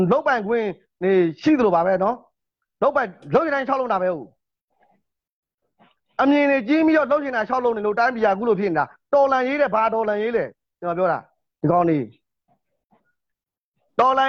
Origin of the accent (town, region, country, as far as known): Myanmar